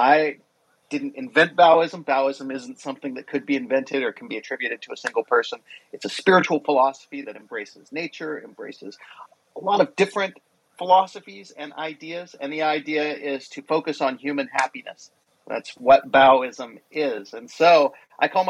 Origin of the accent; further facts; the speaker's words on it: Hawaii, United States; my home state of Hawaii